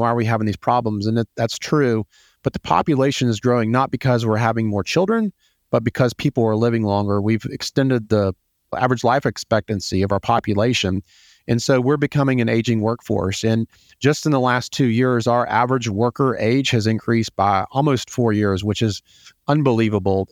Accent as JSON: {"language": "English", "town": "Atlanta", "region": "Georgia", "country": "United States", "tie": "born or raised there", "said": "I am from Atlanta. I grew up here. I'm one of the few native Atlantans that has spent my entire life here"}